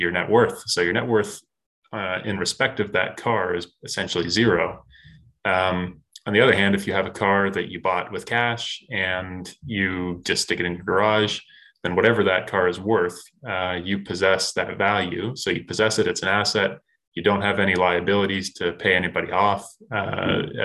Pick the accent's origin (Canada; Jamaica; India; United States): Canada; as a Canadian growing up, this was not something that was really taught in schools